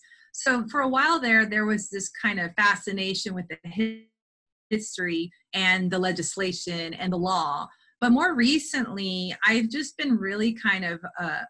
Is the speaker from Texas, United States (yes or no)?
yes; South Texas, United States; I come from South Texas, and both of my parents did seasonal migrant work with their families